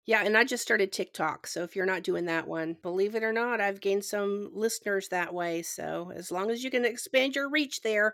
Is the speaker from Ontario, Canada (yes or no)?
yes; Ontario, Canada; now in Georgia, United States; I'm from Canada originally and I live in Georgia